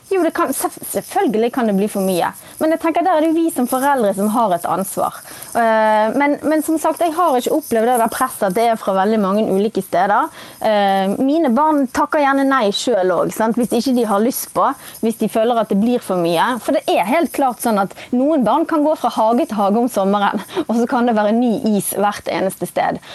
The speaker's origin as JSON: {"language": "Norwegian", "town": "Bergen", "region": "Vestland", "country": "Norway", "said": "nå er jeg fra Bergen."}